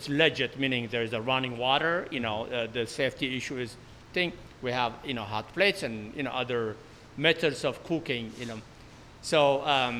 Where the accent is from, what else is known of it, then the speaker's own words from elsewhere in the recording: Ethiopia; also born or lived in Bay Area; now in San Francisco Bay Area, United States; I am from Ethiopia